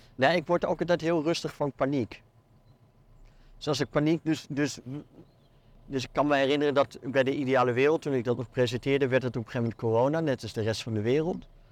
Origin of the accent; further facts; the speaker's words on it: Netherlands; moved away as an adult; now in Belgium; als Nederlander in dit land